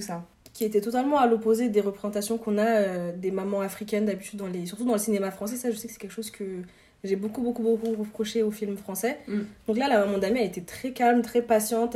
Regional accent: Mali; moi je suis malienne

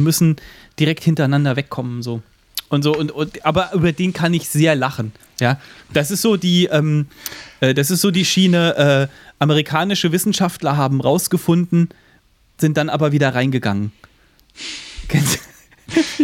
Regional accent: Central Hesse, Germany; ich komme äh, aus Mittelhessen

